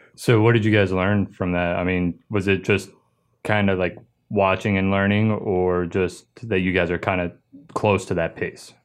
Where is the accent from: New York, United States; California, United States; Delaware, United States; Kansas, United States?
Delaware, United States; I grew up in Delaware